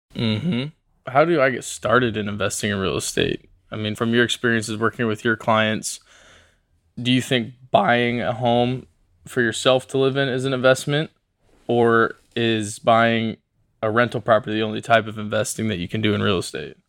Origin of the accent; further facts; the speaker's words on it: Portland, Oregon, United States; I'm from Portland, Oregon, born and raised